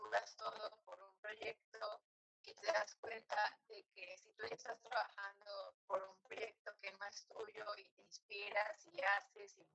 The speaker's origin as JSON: {"language": "Spanish", "town": "Cuernavaca", "region": "Morelos", "country": "Mexico", "moved": "as an adult", "lives_now": "Irapuato, Mexico", "said": "Eh, soy originalmente de Cuernavaca, Morelos, pero hace unos cinco años es que estoy aquí en Irapuato."}